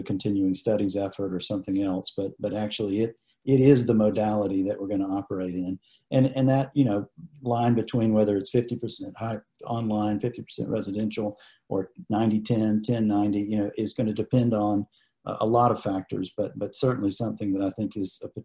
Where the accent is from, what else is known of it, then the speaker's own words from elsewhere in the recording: Statesboro, Georgia, United States; I grew up in Statesboro. My father was a professor at Georgia Southern for many years